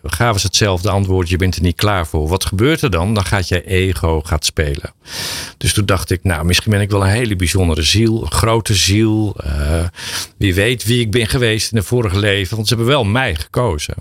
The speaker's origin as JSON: {"language": "Dutch", "region": "Drenthe", "country": "Netherlands", "said": "ik kom uit Drenthe"}